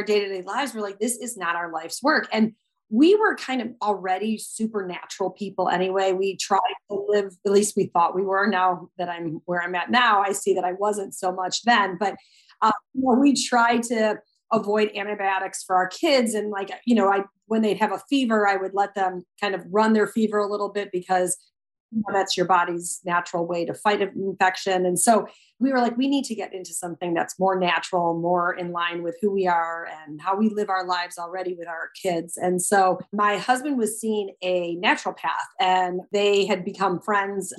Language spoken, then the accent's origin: English; Chicago, Illinois, United States; We lived in a downtown high rise at the time in the city, and we're from Chicago